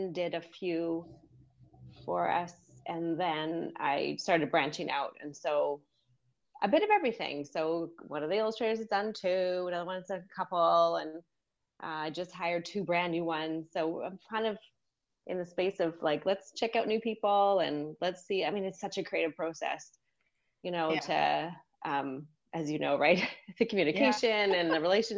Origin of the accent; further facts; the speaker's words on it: Vancouver, British Columbia, Canada; moved away as an adult; also born or lived in Sydney, Australia; now in Boston, United States; I live just west of Boston right now, but I'm actually from Vancouver, Canada